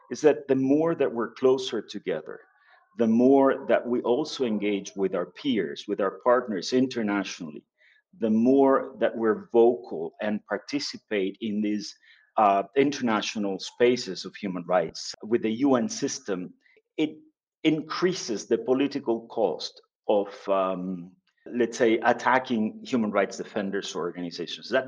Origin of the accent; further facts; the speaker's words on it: Venezuela; I am Venezuelan, working and living in Venezuela.